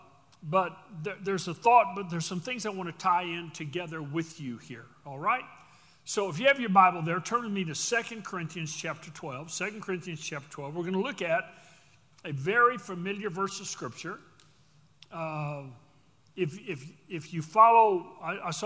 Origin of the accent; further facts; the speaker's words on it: Texas, United States; We do it because we're from Texas